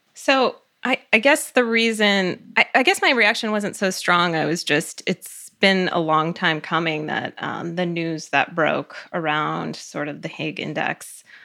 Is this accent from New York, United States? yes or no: no; Cleveland, Ohio, United States; also born or lived in Connecticut; I grew up mainly in Cleveland, Ohio